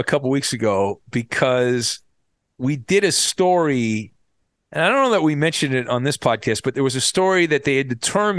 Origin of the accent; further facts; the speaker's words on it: Irvine, California, United States; I'll never forget growing up in Irvine, we had there was this slide at I think it was Heritage Park.